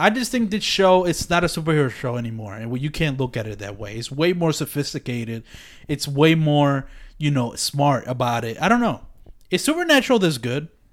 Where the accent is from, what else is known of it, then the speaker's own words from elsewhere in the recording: Philadelphia, Pennsylvania, United States; I'm from Philadelphia